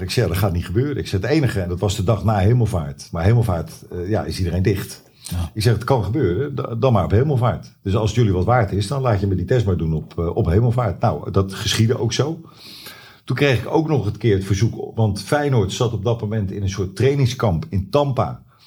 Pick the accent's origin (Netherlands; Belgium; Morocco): Netherlands; Zwijndrecht, South Holland; ik ben opgegroeid in Zwijndrecht